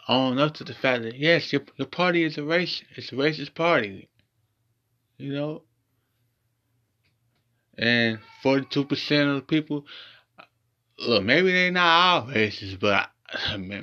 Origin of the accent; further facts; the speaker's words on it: Ohio, United States; my hometown, Ohio